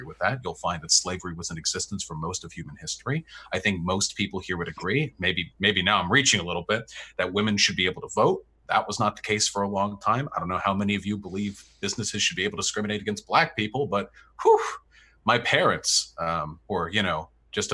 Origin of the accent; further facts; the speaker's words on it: Beverly Hills, California, United States; my hometown of Beverly Hills